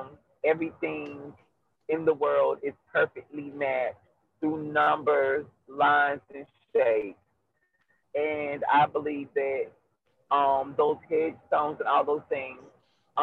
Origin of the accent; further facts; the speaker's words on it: North Carolina, United States; now in Atlanta, United States; I reside in Atlanta, but home is North Carolina